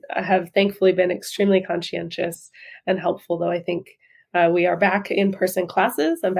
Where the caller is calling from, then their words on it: Brooklyn, New York, United States; Yeah, we're in Brooklyn in New York City.